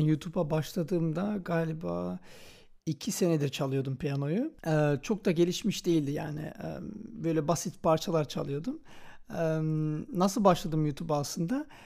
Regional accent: Antwerp, Flanders, Belgium; ben Belçika'da yaşıyorum. Anvers'te doğdum

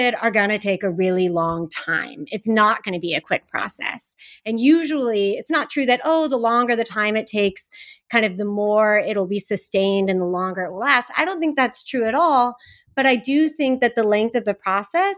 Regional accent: Silicon Valley, California, United States; I grew up in Silicon Valley

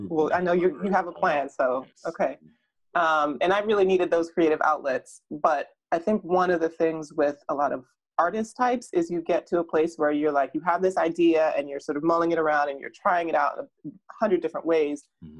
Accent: Jamaica; born there; Partly because, I mean, as I said, I was born in Jamaica.

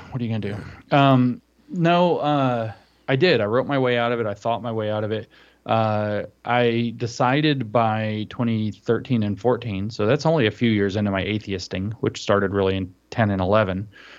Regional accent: Southeast, United States; Because I grew up in the Southeast, which was like relentlessly, I would even say, you know, it's Protestant supremacist, or was.

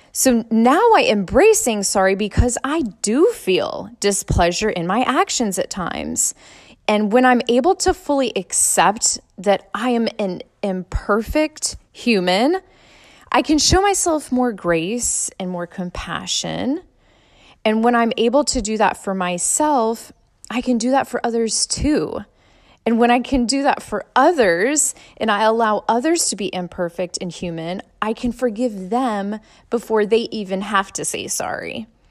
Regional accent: Suffolk, Virginia, United States; I grew up in Suffolk Public Schools

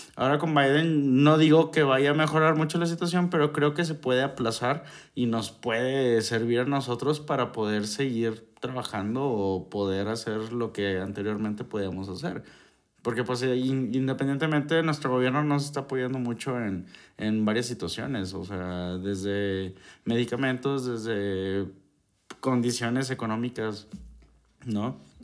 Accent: Mexico; nosotros como mexicanos

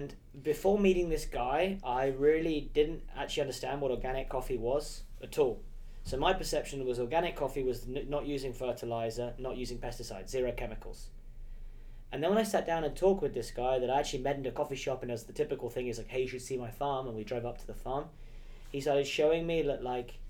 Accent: England, United Kingdom; As an English boy

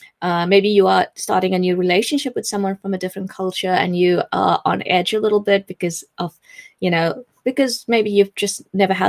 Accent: South Africa; moved away as an adult; now in England, United Kingdom; I am still South African, but I live in England.

